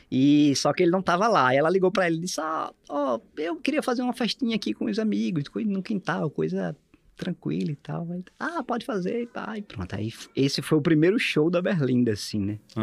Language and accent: Portuguese; Olinda, Pernambuco, Brazil; nasci no Tricentenário, Olinda, pertinho do farol ali de Olinda. Nossa. E fui criado em Olinda também